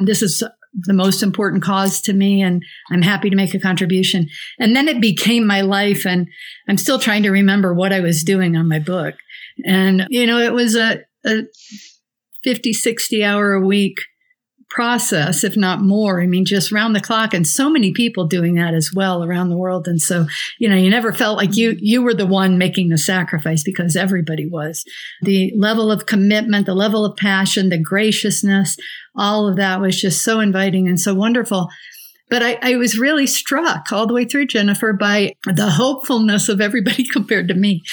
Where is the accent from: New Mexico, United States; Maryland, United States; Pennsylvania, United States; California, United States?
New Mexico, United States; Santa Fe; I'm from Santa Fe, New Mexico